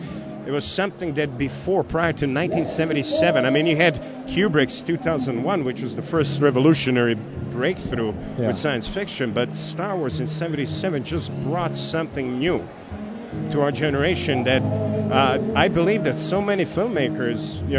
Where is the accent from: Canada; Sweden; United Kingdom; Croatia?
Croatia; Lika-Senj County; English is a second language; now in United States; It starts with my area of my hometown in Croatia, where Nikola Tesla was from, you know